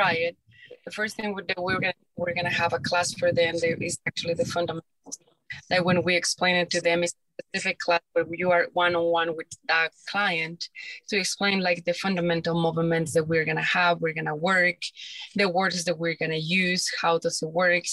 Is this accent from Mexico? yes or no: yes; Mexico; moved away; I'm from Mexico